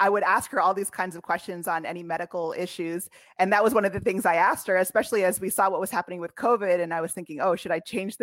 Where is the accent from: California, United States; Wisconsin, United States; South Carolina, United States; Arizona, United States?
California, United States; moved away as an adult; also born or lived in Washington, D.C. / Switzerland; I'm from California originally